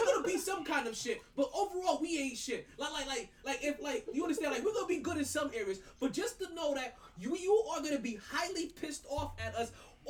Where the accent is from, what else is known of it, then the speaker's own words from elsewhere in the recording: New York, United States; I'm a New Yorker, but when they say shit is different in Florida, shit is just different in Florida.